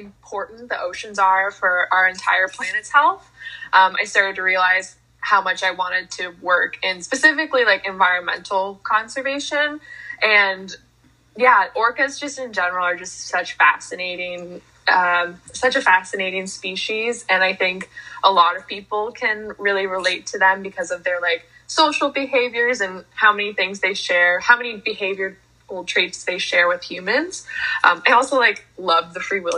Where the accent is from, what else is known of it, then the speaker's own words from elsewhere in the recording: United States; I'm the American version of you